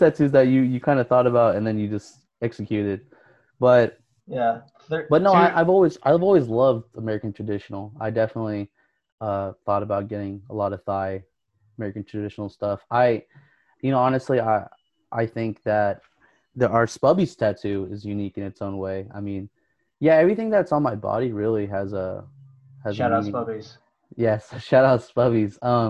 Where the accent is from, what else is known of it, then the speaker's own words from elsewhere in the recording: Philippines; And, I mean, of course, I'm Filipino